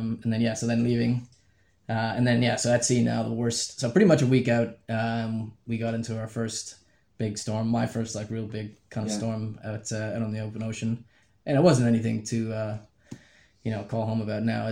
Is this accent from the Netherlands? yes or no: no; Canada; being a Canadian